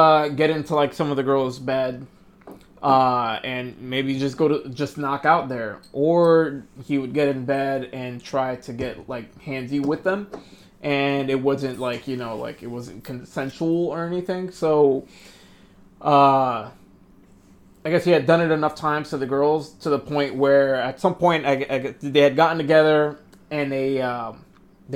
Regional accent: New Jersey, United States; We're from Jersey

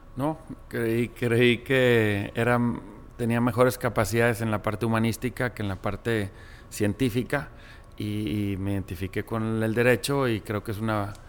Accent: Monterrey, Nuevo León, Mexico; nací aquí en Monterrey y vengo de una familia de origen árabe

